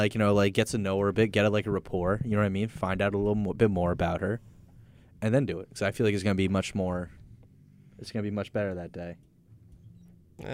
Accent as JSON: {"language": "English", "area": "Long Island", "region": "New York", "country": "United States", "accent": "Long Island", "said": "This is my Long Island accent coming out."}